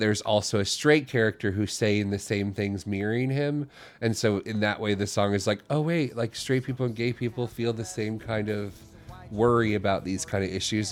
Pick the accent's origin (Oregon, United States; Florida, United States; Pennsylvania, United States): Florida, United States; moved away as an adult; also born or lived in Ohio / New Jersey; now in New York City, United States; when I was little, I was from Ohio, and then we moved to Florida when I was young, and I grew up there